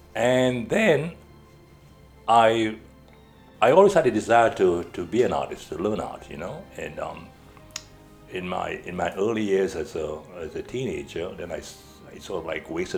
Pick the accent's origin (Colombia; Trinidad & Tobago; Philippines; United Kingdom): Trinidad & Tobago; moved away as an adult; also born or lived in Caracas, Venezuela / New York City, United States; I was born in Trinidad. Trinidad, yes. Okay. Mm-hmm. Spent about 19 years there before moving out and, you know, going down to Caracas.